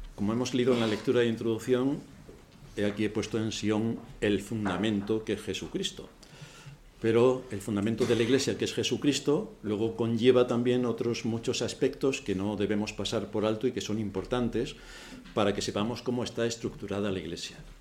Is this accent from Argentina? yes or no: no; Spain